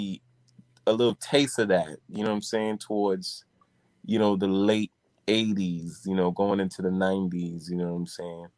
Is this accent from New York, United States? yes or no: yes; New York City, New York, United States; I'm originally, I was born here in the Bronx